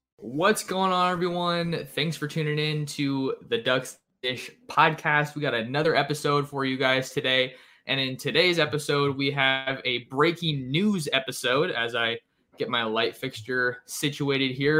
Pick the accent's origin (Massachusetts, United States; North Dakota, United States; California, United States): California, United States; San Jose; that's my hometown